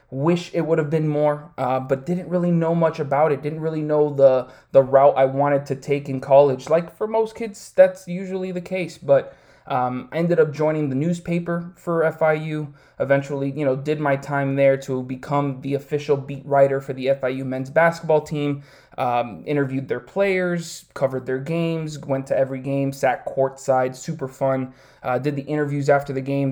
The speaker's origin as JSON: {"language": "English", "town": "Miami", "region": "Florida", "country": "United States", "tie": "born or raised there", "said": "I grew up here in Miami, Florida, all twenty-eight years of my life"}